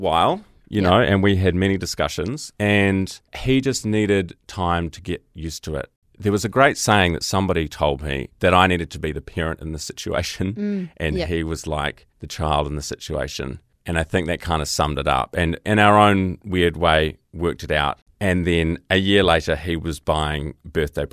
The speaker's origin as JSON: {"language": "English", "country": "New Zealand", "said": "I'm gay from New Zealand."}